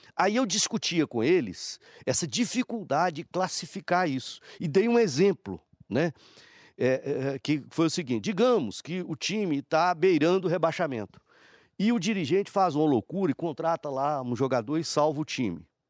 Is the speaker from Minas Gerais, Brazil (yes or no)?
yes; Patos de Minas, Minas Gerais, Brazil; moved away; eu, Patos de Minas, é minha terra